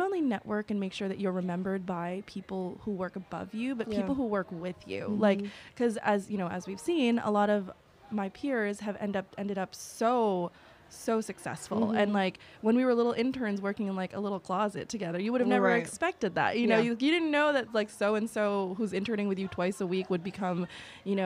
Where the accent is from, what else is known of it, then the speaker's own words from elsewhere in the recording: New York City, New York, United States; I'm from Jamaica, Queens. Like I would commute every single day to come to work, and the only reason why I was able to compete with people who had those resources was because I was from New York